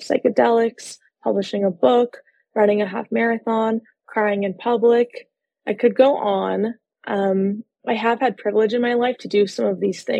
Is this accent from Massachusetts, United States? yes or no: no; Los Angeles, California, United States; I am a licensed therapist based out of Los Angeles, California. I'm actually from Los Angeles